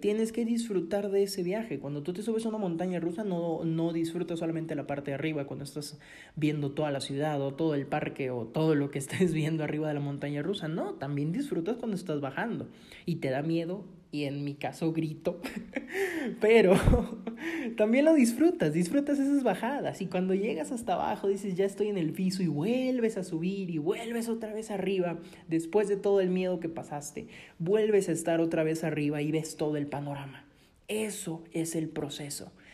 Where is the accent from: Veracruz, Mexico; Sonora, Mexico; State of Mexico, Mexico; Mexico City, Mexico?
Veracruz, Mexico; Coatzacoalcos; yo soy mexicano, yo soy del sur de Veracruz, una ciudad muy bonita que se llama Coatzacoalcos